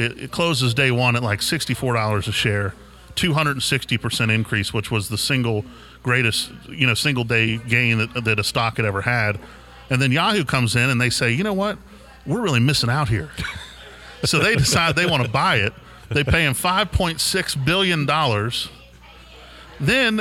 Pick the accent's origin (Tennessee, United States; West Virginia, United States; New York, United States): West Virginia, United States; Elkins; moved away as an adult; also born or lived in Atlanta, Georgia; now in Jackson, United States; growing up in Elkins, West Virginia, I spent 20 years there.